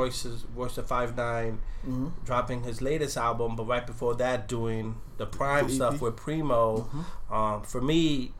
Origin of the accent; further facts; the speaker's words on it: New York, United States; But we grew up in New York.